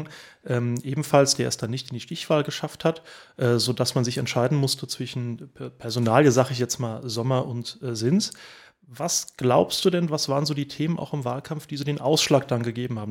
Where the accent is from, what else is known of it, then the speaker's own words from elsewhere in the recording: Oestrich-Winkel, Hesse, Germany; ich bin auch hier im, im Ort aufgewachsen äh, seit, äh, seit vielen, vielen Jahren. Ähm, wohne ich auch hier in Österreich-Winkel